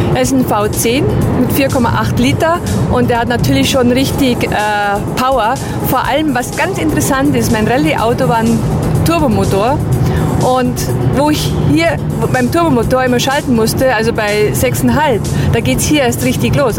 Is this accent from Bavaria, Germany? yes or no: yes; Bad Bayersoien, Garmisch-Partenkirchen district, Bavaria, Germany; mit 1000 Einwohnern komme ich ja aus Bad Bayersheim im Landkreis Garmisch-Partenkirchen